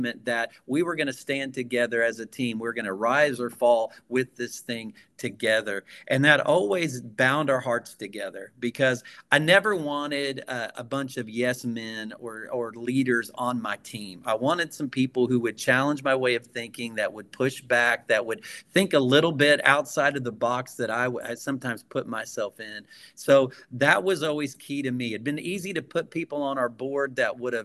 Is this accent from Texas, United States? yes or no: no; Gibson County, Southwest Indiana, United States; moved away; I was raised in Gibson County, Southwest Indiana